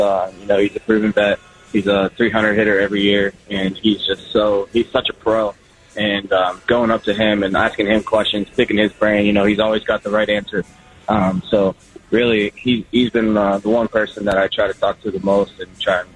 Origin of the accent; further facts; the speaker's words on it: Pittsburgh, Pennsylvania, United States; I'm from Pittsburgh